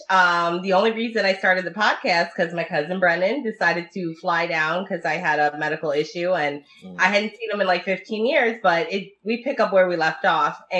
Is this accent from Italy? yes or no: yes; Italy; first language Italian; English is a second language; because I speak Italian and that yes. was my first language. So my mom and my family overseas are going to do some